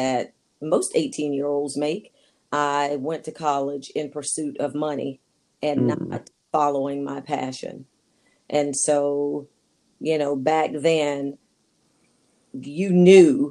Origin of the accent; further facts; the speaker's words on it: Wilmington, North Carolina, United States; moved away as an adult; also born or lived in Indiana / Virginia Beach, Virginia / Ashburn, Virginia; now in Fredericksburg, United States; born and raised in Wilmington, North Carolina.